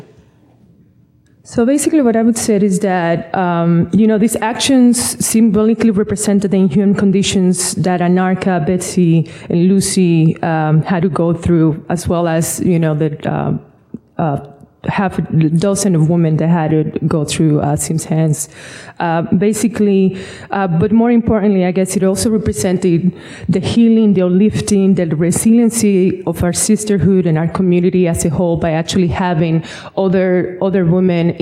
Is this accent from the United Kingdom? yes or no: no; Dominican Republic; also born or lived in Bronx, New York; now in New York, United States; growing up in the Dominican Republic